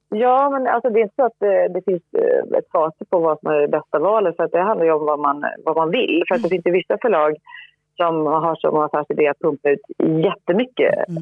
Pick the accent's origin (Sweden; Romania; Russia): Sweden; Linköping, Östergötland; moved away as an adult; also born or lived in France; jag växte upp i Linköping eh, med föräldrar som inte alls var inne i den här branschen.